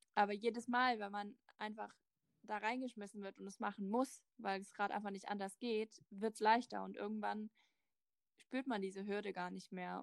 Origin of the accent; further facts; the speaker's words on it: Germany; ich komme aus Deutschland